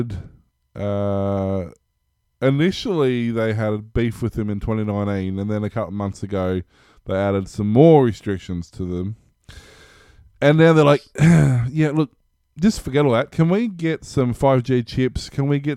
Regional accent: Australia

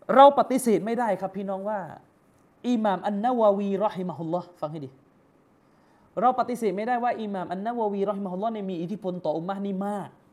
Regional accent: Yala, Thailand; ผมเป็นคนยะลา

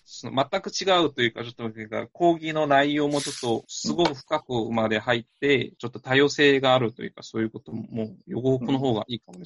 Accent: South Korea; Japanese is a second language; moved away as an adult; now in Japan; その韓国のその地元のその俺の実家と近くにある大学に通ったんだけど

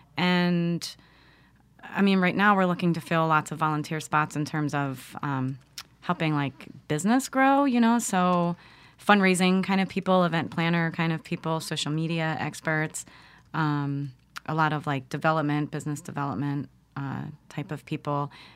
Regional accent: Philadelphia, Pennsylvania, United States; moved away; also born or lived in Los Angeles; I'm from Philly

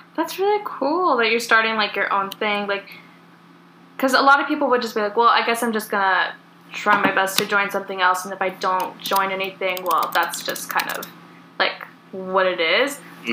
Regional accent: California, United States; also born or lived in Oregon; we were both born and raised in California

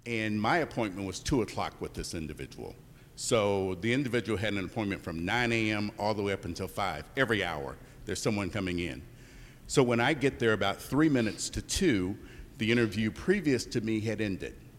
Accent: Indianapolis, Indiana, United States; I'm from Indianapolis, Indiana

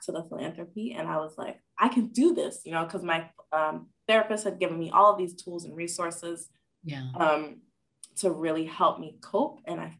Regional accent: Nigeria; And then I was ashamed because I'm Nigerian and I need to be a doctor, engineer, or a lawyer to be successful.

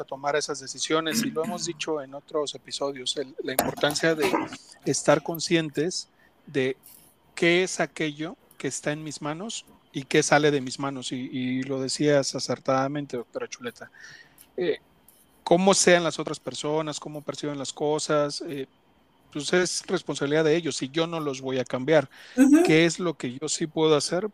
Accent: Ecatepec, State of Mexico, Mexico; soy de Catepec

